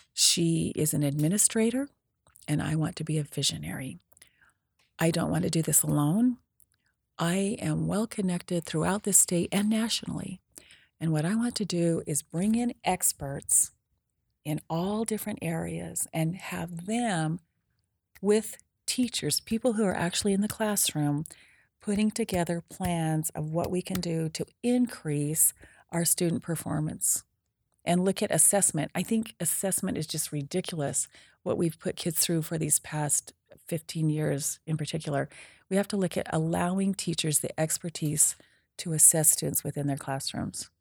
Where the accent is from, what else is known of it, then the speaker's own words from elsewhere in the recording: Preston, Idaho, United States; I was born and raised in Preston, Idaho